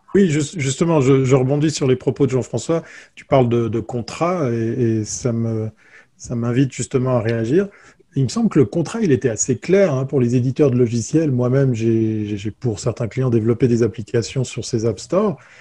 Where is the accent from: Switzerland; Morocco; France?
Switzerland; je suis suisse